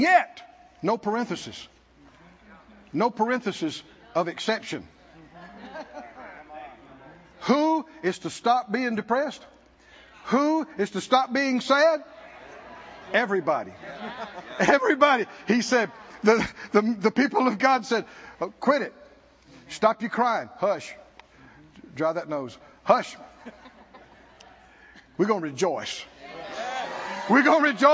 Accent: the South, United States; I grew up in the South

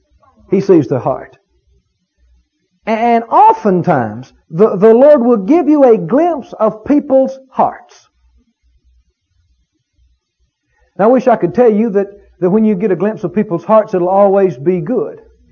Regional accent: Mississippi, United States; You know, I come from Mississippi, deep south. We've had our share of racial problems down there.

